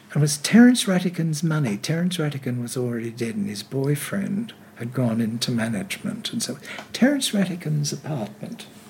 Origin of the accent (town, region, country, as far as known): Sydney, New South Wales, Australia; born or raised there; also born or lived in England